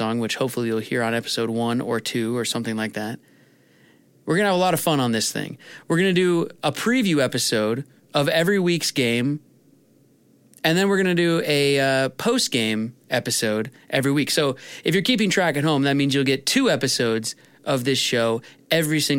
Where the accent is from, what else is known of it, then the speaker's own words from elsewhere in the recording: Edmonds, Washington, United States; born and raised in Edmonds, Washington